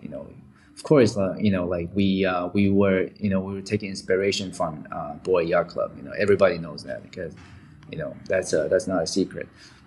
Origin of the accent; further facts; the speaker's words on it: Vancouver, British Columbia, Canada; also born or lived in Taiwan; I grew up in Vancouver, Canada